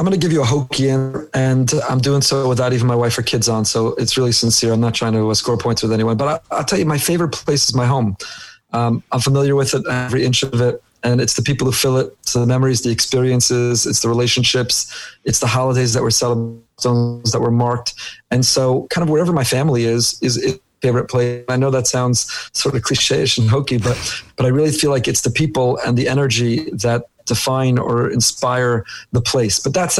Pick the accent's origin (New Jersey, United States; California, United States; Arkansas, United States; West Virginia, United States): New Jersey, United States; Teaneck; moved away as an adult; also born or lived in Israel; now in Boca Raton, United States; I grew up in Teaneck, New Jersey. Yavne Academy, Frisch, 2 years in Israel, KBY, YU